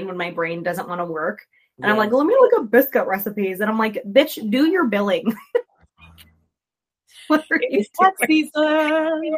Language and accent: English; Florida, United States; I'm from Florida.